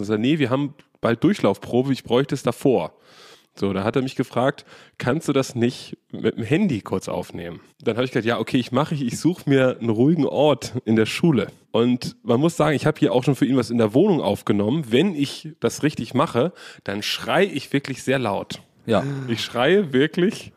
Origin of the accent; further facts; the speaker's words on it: Germany; Ich bin aus Deutschland